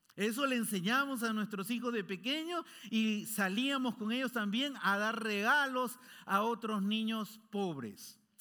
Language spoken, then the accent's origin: Spanish; Peru; born or raised there; moved away